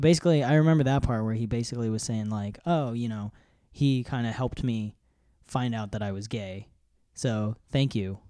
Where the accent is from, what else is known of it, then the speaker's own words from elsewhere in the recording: United States; I didn't grow up in India. So? So I also, like, being an American